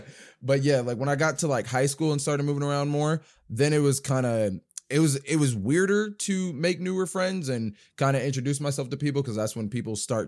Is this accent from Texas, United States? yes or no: no; Jersey City, New Jersey, United States; born there; also born or lived in California / Georgia; now in Dayton, United States; Well, I was born in Jersey City, New Jersey, but I bounced around different states. I've lived in California. I lived in Georgia. I went back to New Jersey, but now I live in Dayton, Ohio